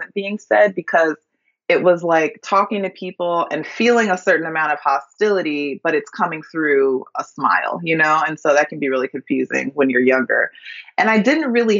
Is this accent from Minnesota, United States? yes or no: yes; Minneapolis, Minnesota, United States; I grew up in Minneapolis, Minnesota